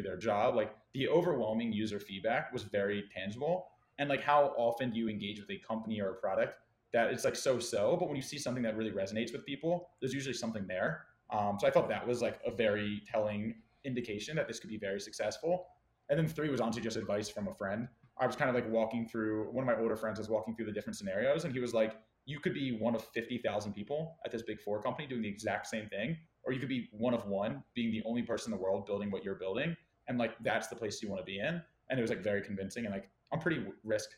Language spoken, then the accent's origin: English; Baltimore, Maryland, United States; my hometown in Baltimore